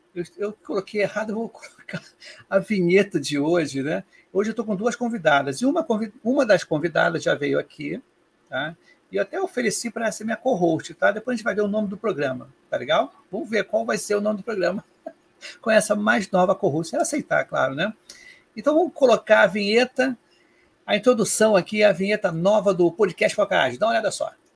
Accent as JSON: {"language": "Portuguese", "region": "Rio de Janeiro", "country": "Brazil"}